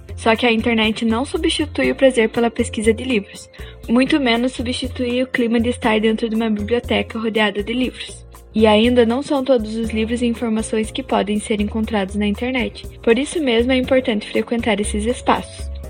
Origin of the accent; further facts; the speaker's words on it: interior of Paraná, Brazil; moved away; eu vim do interior do Paraná, por isso o sotaque